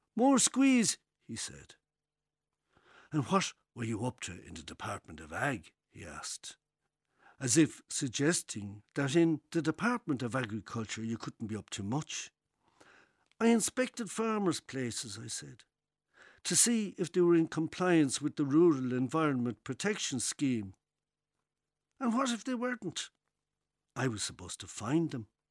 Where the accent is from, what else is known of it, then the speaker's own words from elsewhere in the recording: Tipperary, Ireland; moved away; Originally, Tipperary